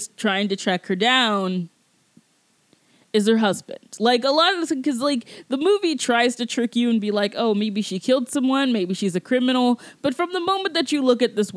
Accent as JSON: {"language": "English", "region": "Georgia", "country": "United States", "said": "I'm from Georgia"}